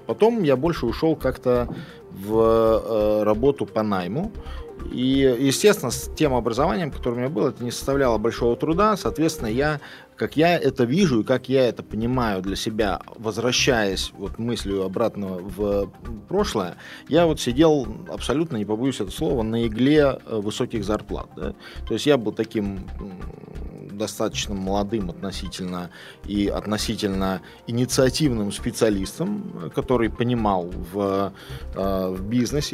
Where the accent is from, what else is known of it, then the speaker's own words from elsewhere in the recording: Lithuania; moved away as an adult; also born or lived in Kaliningrad, Russia / United States / United Kingdom; я родился в Литве, уехал в Калининград, поступил на Калининградский, э, уни... Калининградский университет